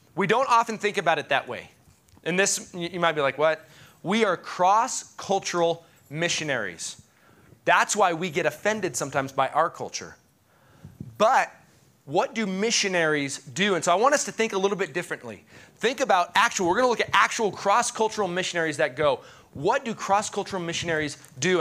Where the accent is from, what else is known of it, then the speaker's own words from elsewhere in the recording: United States; as an American